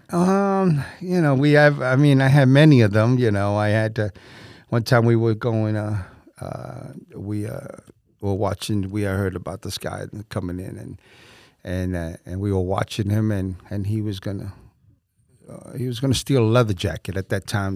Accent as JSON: {"language": "English", "town": "New York City", "region": "New York", "country": "United States", "tie": "born or raised there", "moved": "as an adult", "lives_now": "Winter Haven, United States", "said": "I was born and raised in New York, in Bronx, New York"}